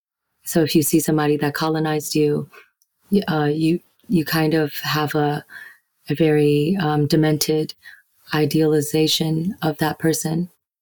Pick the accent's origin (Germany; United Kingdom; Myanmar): Myanmar; Yangon, Yangon Region; moved away; also born or lived in United States; I see myself as Burmese. I was born in Yangon. I also see myself as a Burmese person who have traveled the world and who lived in the US, but also lived in different parts of the world